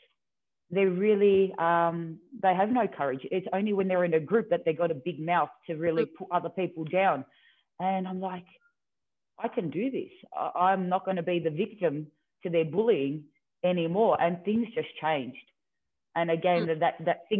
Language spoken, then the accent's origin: English; Melbourne, Victoria, Australia; when I was in my teenage years, I moved from Melbourne, and then we moved further out closer